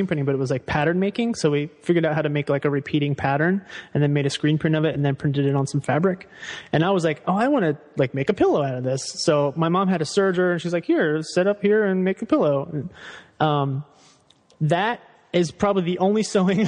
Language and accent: English; Fairfax, Virginia, United States; I grew up in Northern Virginia in like DC suburbs